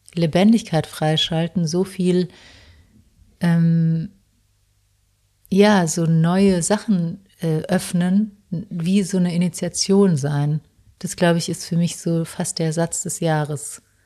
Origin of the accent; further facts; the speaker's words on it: South Tyrol, Trentino-Alto Adige, Italy; moved away; Ich habe auch noch meinen Hauptwohnsitz nach Südtirol verschoben